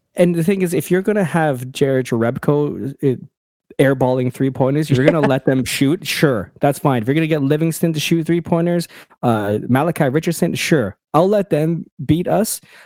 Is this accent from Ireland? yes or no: no; Canada; as a Canadian